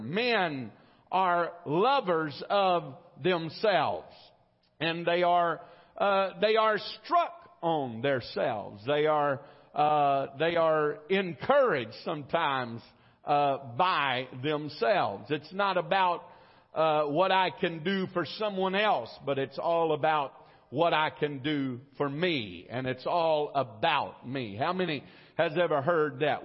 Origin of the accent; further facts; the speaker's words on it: United States; I am an American.